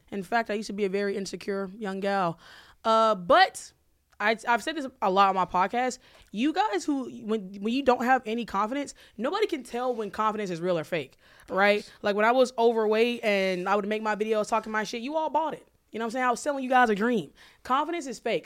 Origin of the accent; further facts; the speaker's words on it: Alabama, United States; I grew up in Alabama and I have an Alabama education